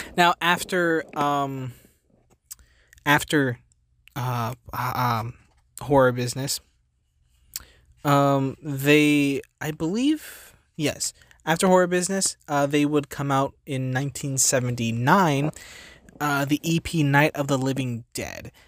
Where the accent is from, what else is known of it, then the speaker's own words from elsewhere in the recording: New Jersey, United States; I'm from New Jersey